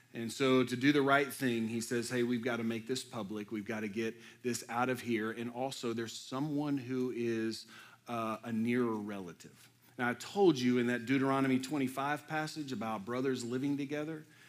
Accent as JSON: {"language": "English", "town": "Houston", "region": "Texas", "country": "United States", "tie": "born or raised there", "moved": "as an adult", "lives_now": "Lexington, United States", "said": "I was born and raised in Houston."}